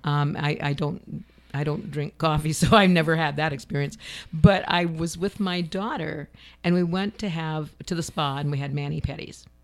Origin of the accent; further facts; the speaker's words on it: Ohio, United States; moved away; I grew up in Ohio in farm territory.